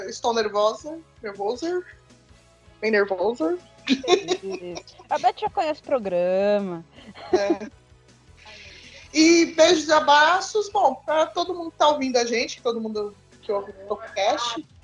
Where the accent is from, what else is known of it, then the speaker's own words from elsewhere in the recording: São Paulo, Brazil; Eu sou daqui de São Paulo mesmo